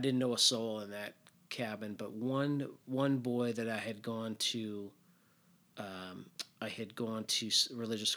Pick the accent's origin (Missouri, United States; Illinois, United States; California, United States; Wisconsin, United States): Illinois, United States; Northbrook; I grew up in Northbrook, small part of Northbrook that like went to New Trier